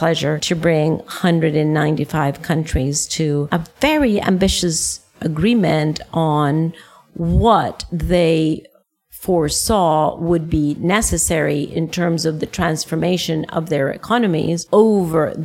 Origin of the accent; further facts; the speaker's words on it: Costa Rica; moved away; I am in my home country, Costa Rica, where I haven't lived in over 40 years